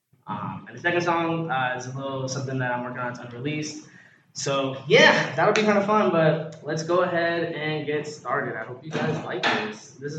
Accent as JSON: {"language": "English", "region": "New York", "country": "United States", "lives_now": "Naples, United States", "said": "I'm actually originally from New York, but I've been living in Florida most of my life now. I live in Naples, Florida right now"}